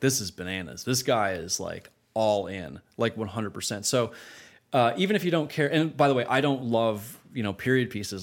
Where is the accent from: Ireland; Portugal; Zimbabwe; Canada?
Canada; moved away as an adult; growing up in Canada, starting my career in Canada.